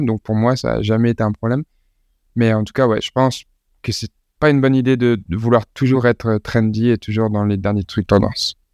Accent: Lille, Hauts-de-France, France; je suis né à Lille

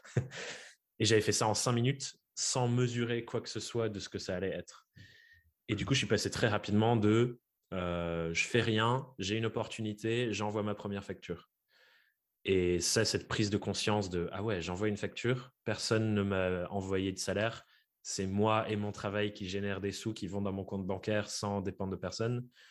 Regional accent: Dordogne, Nouvelle-Aquitaine, France; j'ai grandi en Dordogne.

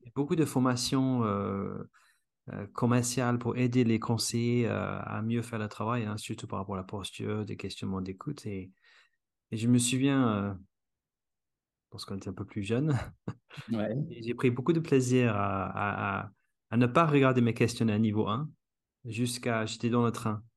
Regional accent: England, United Kingdom; French is a second language; moved away; je suis anglais

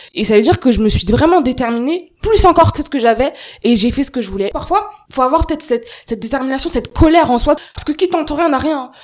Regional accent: Seine-Saint-Denis, Île-de-France, France; je viens du 93

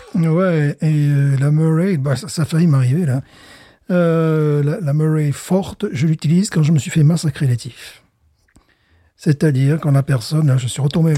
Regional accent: France; also born or lived in Louisiana; now in United States; je viens de France

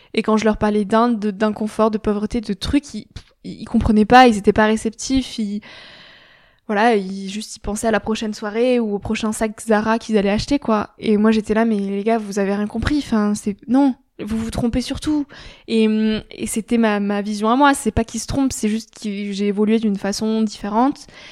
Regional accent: France; je suis française, je garde toutes mes habitudes françaises

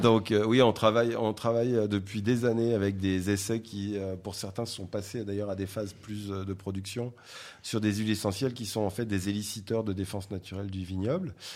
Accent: south of France, France; moved away; je suis originaire du sud de la France

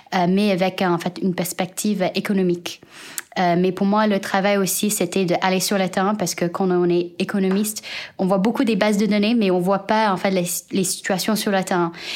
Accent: United States; moved away; also born or lived in China; je suis née en Chine et j'ai grandi aux États-Unis

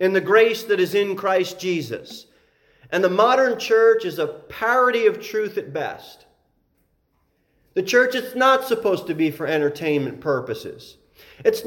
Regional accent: United States

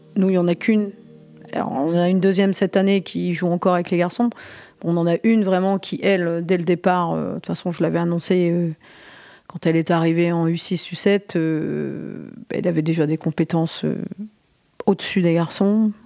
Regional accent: Côte d'Opale, Hauts-de-France, France; born or raised there

